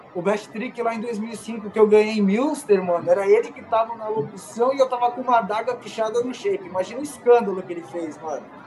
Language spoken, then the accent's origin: Portuguese; São Paulo, Brazil; sou de São Paulo